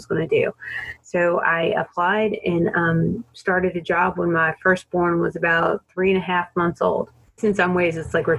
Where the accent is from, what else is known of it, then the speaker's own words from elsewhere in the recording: Alabama, United States; also born or lived in Florida; By that time, I'd been married, moved back to my home state of Alabama from Florida, and we'd had our first child.